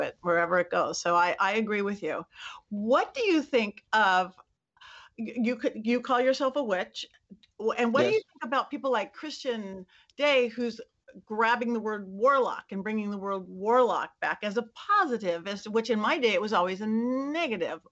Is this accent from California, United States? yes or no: yes; Lakewood, California, United States; I grew up in Lakewood, which is right by Long Beach